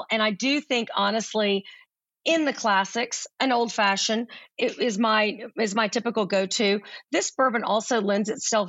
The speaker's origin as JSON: {"language": "English", "region": "Central Texas", "country": "United States", "tie": "born or raised there", "also_born_or_lived": "North Carolina", "said": "I grew up in Central Texas"}